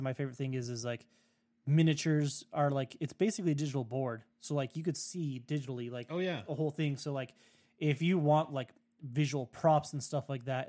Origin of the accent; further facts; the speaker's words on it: United States; in Russia because, you know, I'm American. I get the bougie cells.